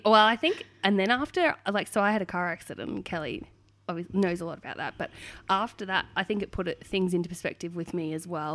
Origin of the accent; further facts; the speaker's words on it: Hoppers Crossing, Victoria, Australia; I was born and raised in Hoppers Crossing